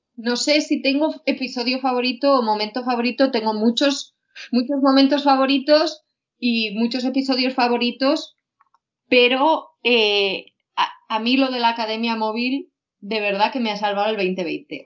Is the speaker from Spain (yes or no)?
yes; Huesca, Aragon, Spain; moved away; yo tengo que decir que no soy de Zaragoza, sino que soy de, Huesca